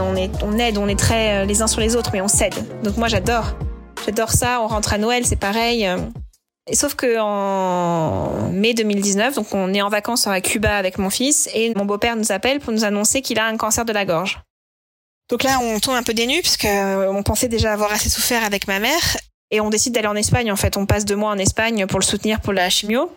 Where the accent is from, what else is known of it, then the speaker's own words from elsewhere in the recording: Normandy, France; il sait que je suis normande